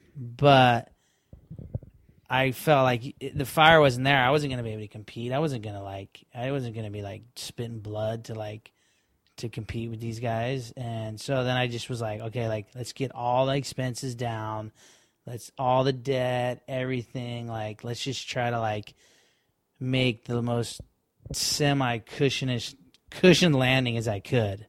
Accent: Florida, United States; we're kids from Florida and we're in Hawaii right now

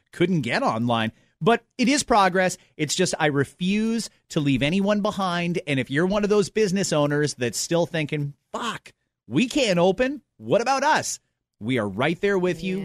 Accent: Canada; as a Canadian

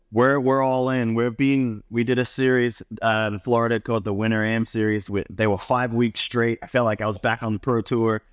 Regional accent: Australia; moved away; growing up in Australia

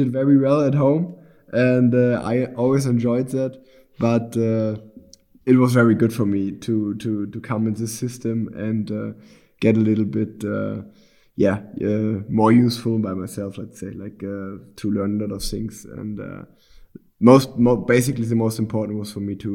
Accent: Unna, North Rhine-Westphalia, Germany; the city where I grew up in Unna

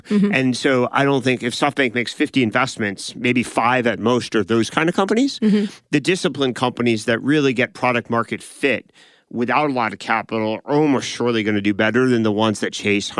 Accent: California, United States; we grew up in Silicon Valley that went through 2000 to 2002.

